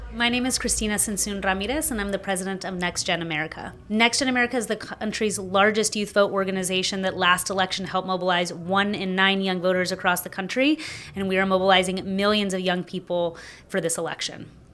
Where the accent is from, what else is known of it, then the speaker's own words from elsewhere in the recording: Texas, United States; my home state of Texas